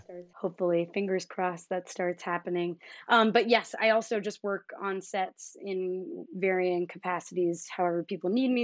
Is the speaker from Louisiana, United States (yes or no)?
no; suburbs of Philadelphia, Pennsylvania, United States; moved away; I am also from the suburbs of Philly